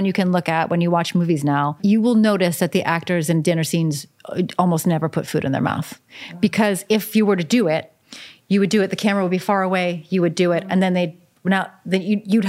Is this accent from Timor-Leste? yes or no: no; outside Philadelphia, Pennsylvania, United States; moved away; I grew up outside Philadelphia in a very Greek neighborhood